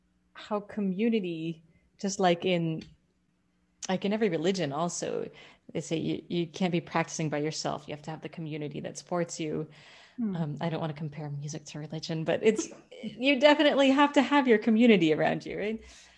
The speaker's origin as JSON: {"language": "English", "town": "New York City", "region": "New York", "country": "United States", "said": "I'm also from New York"}